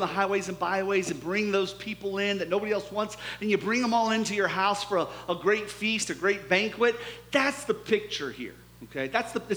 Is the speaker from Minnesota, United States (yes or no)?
no; Mansfield, Ohio, United States; moved away; I'm from Ohio, my town, Mansfield